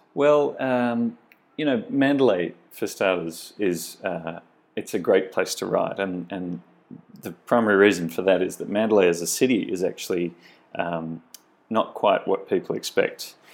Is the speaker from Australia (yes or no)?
yes; Australia; my home country, Australia